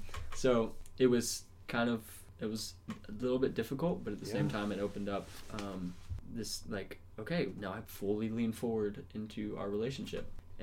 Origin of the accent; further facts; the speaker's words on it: Ocean Springs, Mississippi, United States; moved away as an adult; now in Tennessee, United States; I grew up in Mississippi, tiny coastal town called Ocean Springs.